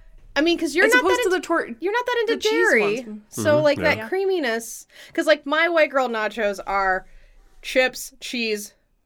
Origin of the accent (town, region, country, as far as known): Texas, United States; born or raised there